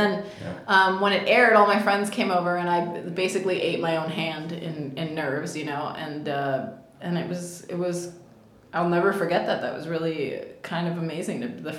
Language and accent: English; Cuba; accent: Cuban; So, they didn't think that my accent in Spanish worked because I had a Cuban accent.